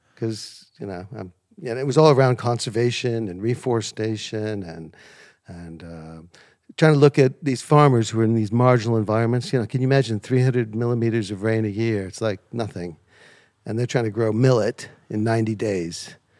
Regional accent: American heartland small towns, Midwest, United States; moved away as an adult; now in United Kingdom; when I was growing up, These places were beautiful, small town, friendly, low crime

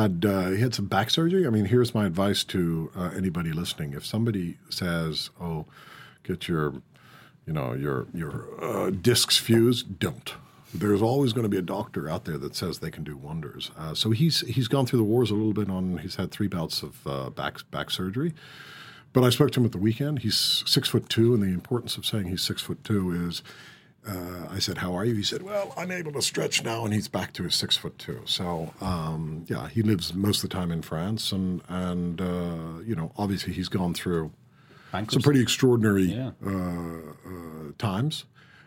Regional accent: Ireland; Do I see myself as Irish? Yeah, I do. But I think I have to persuade people that I'm Irish because they listen to my accent and say, oh, really?

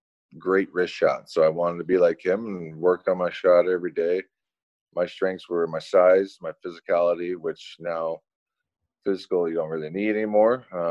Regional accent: Orono, Ontario, Canada; Little town called Orno, Ontario.

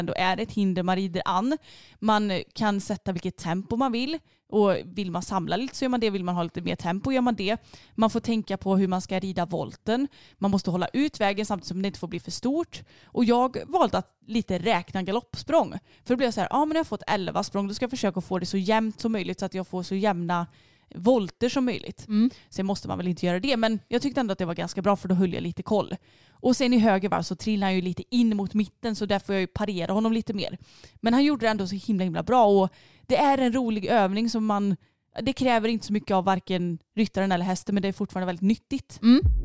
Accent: Sweden; jag är svensk

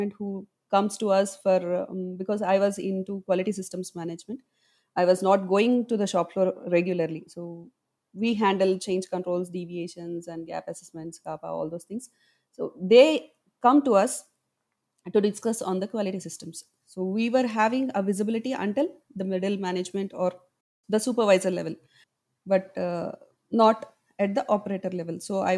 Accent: Hyderabad, Telangana, India; from Hyderabad, India.

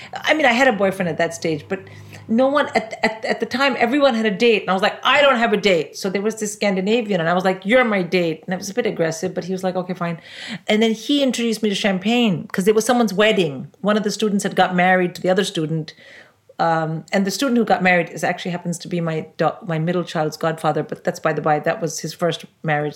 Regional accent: India; now in United Kingdom; I'm an Indian

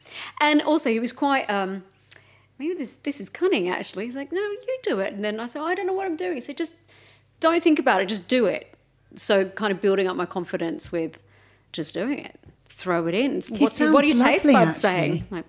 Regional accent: Melbourne, Victoria, Australia; Melbourne, yeah.

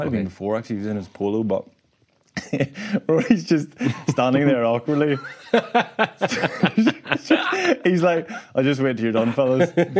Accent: Northern Ireland, United Kingdom

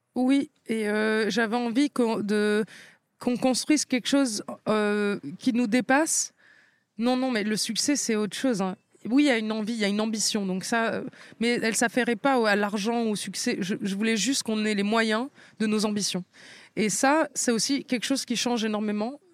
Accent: France; j'ai grandi en France

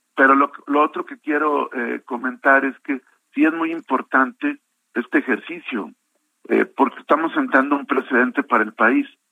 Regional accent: Coahuila, Mexico; como coahuilense y como ciudadano

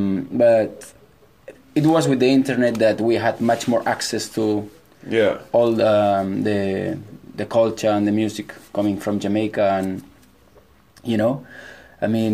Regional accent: Mollet del Vallès, Catalonia, Spain; I am from a village nearby Barcelona. It's a village called Mollet

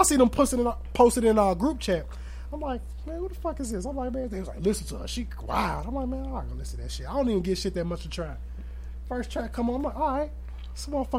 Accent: Aurora, United States; born there; I was born on March 2nd, 1989 in Mercy Hospital.

